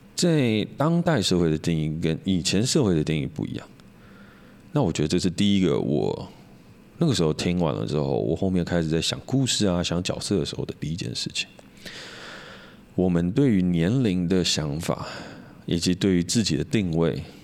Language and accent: Chinese; Hsinchu, Taiwan; 我们都是台湾长大的